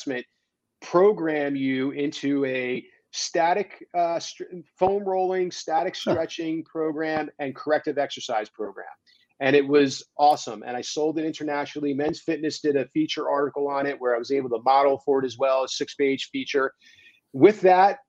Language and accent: English; East Coast, United States; moved away as an adult; also born or lived in New York City / California; I grew up on the East Coast